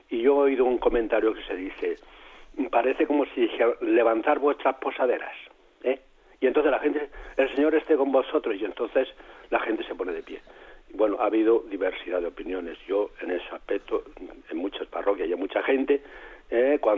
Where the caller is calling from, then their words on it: Murcia, Region of Murcia, Spain; de Murcia